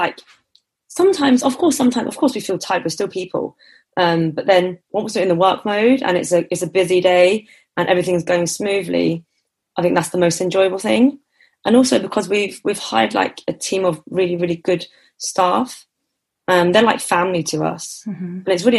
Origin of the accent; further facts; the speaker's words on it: Enfield, London, United Kingdom; born there; also born or lived in Hertfordshire; So I was born in Enfield, and okay. the takeaway's in Chesham. They had two. The first one was in Buckinghamshire, and then they sold that off, and then we moved back to Hertfordshire